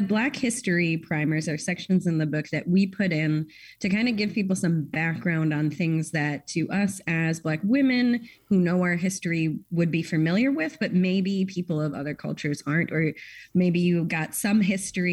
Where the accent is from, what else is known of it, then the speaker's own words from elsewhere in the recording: United States; as an American